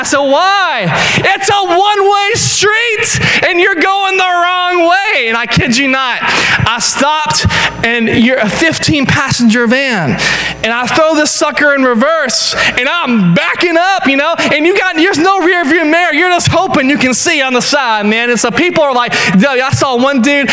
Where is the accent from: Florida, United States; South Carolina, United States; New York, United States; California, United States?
South Carolina, United States; the Upstate; also born or lived in Charleston, South Carolina; we grew up in the upstate. I'm from Malden, and she's from Dankesville, and the upstate's home